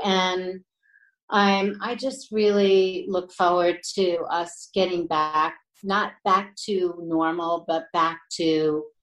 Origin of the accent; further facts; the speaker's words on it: New York, United States; I was born and raised in New York, so I'm very sentimental about it